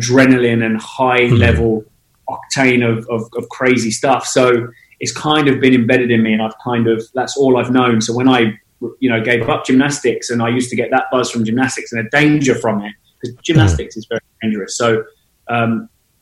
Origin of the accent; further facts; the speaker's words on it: Portsmouth, South East England, United Kingdom; moved away as an adult; now in London, United Kingdom; I grew up in the UK. I was born in Portsmouth on the south coast, and I've been living in London now since I was 19